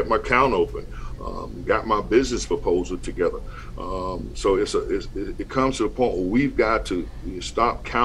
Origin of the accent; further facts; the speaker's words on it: North Carolina, United States; moved away; a school in North Carolina in my hometown